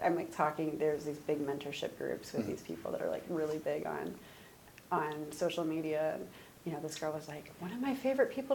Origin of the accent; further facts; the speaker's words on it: Ohio, United States; moved away as an adult; also born or lived in Kentucky / Orange County / San Francisco / Sacramento; now in Seattle, United States; I'm from Ohio